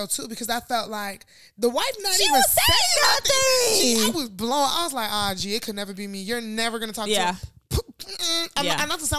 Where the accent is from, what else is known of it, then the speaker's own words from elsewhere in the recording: Nigeria; now in United States; as Nigerian, I don't even think about shit like this.